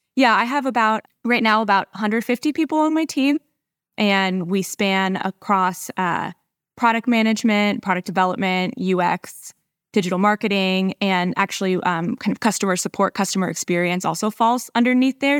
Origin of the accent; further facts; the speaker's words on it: San Diego, California, United States; moved away as an adult; now in Dallas, United States; I'm a San Diegan, true and true